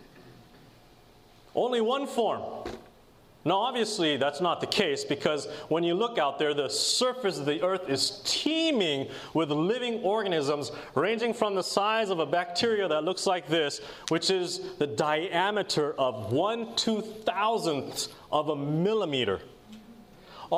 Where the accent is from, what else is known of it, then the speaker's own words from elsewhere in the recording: Portland, Oregon, United States; I'm from Portland area